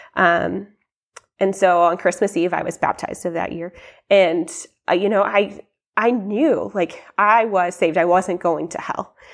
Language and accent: English; Columbia, United States; I grew up here in Columbia